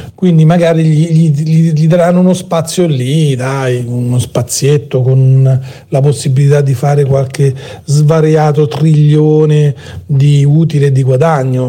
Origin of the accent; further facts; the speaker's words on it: Rome, Lazio, Italy; dalle mie parti a Roma